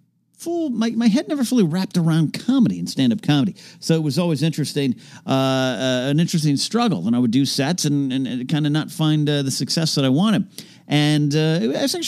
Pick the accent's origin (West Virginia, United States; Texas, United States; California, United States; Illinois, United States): California, United States; Arroyo Grande; my hometown of Rio Grande, California